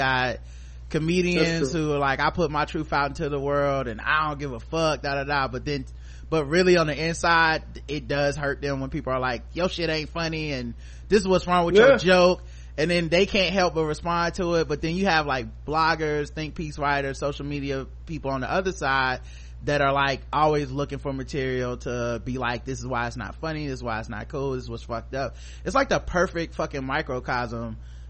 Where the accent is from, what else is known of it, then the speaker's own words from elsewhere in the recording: Charlotte, North Carolina, United States; I'm from Charlotte.